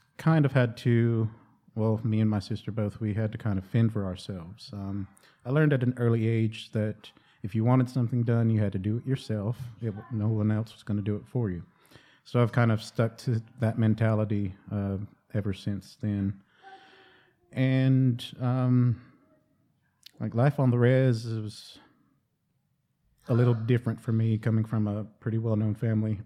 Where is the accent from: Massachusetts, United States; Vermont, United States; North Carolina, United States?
North Carolina, United States; Cherokee; growing up in Cherokee